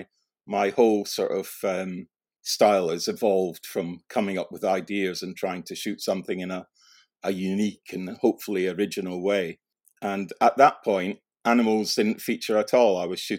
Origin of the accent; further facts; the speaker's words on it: Scotland, United Kingdom; I moved school quite a lot, and I did have a period of living out in rural Scotland in East Lothian.